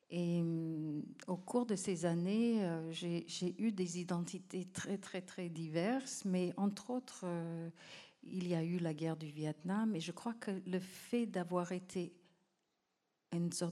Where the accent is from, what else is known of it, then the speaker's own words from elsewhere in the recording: Cambodia; Et quelque part, quand un enfant naît, c'est déjà une fête chez nous au Cambodge